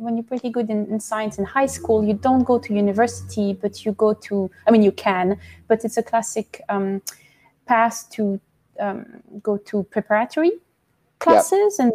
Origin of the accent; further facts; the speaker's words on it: countryside near Paris, Île-de-France, France; moved away; I was born in Paris and I grew up in the countryside, pretty close to Paris, in an old farm